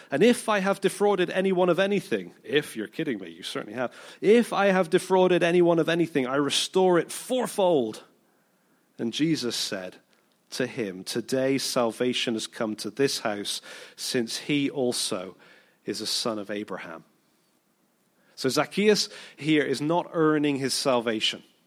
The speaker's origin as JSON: {"language": "English", "country": "United Kingdom", "said": "we're, we're British, most of us"}